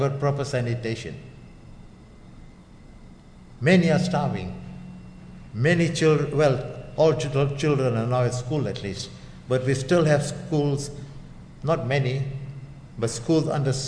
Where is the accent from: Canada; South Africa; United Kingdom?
South Africa; Under apartheid, we were not white enough